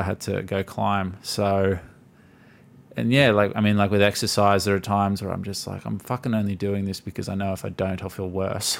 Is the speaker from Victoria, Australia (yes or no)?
no; Gold Coast, Queensland, Australia; I'm born and raised on the Gold Coast